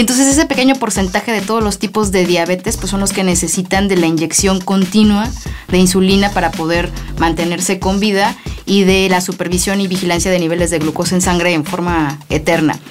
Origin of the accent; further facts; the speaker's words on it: Mexico; Nosotros somos los segundos mexicanos, orgullosamente